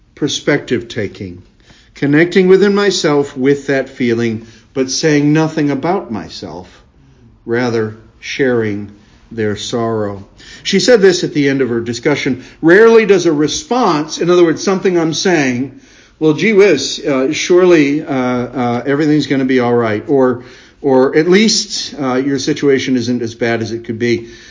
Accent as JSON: {"language": "English", "country": "United States", "tie": "born or raised there", "said": "I was born and raised in America"}